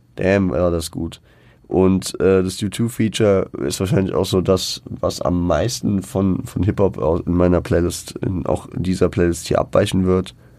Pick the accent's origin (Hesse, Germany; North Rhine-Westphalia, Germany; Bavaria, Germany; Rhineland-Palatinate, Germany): Hesse, Germany; Frankfurt; born or raised there